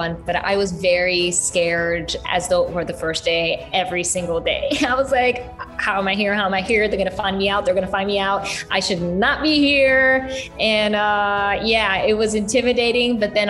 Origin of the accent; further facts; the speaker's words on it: New York City, New York, United States; I'm a New Yorker. I was born in the Bronx. I have family in the Heights.